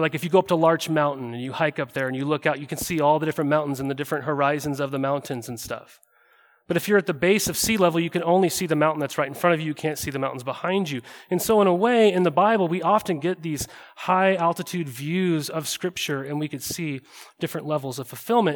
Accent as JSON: {"language": "English", "region": "Montana", "country": "United States", "tie": "born or raised there", "moved": "yes", "lives_now": "Oregon, United States", "said": "I grew up in Montana."}